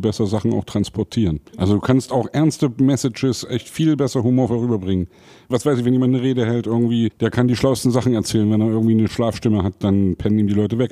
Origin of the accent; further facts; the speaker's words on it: Saxony, Germany; als Sachse